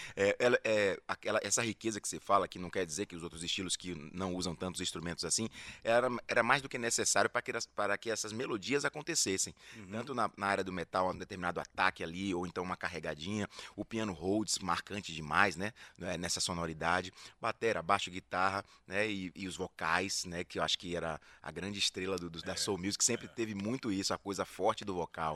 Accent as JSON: {"language": "Portuguese", "town": "Salvador", "region": "Bahia", "country": "Brazil", "said": "como baiano, soteropolitano"}